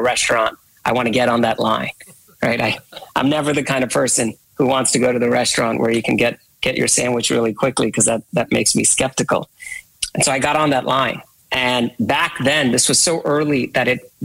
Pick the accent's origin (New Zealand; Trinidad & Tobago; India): India; I was born and raised in India.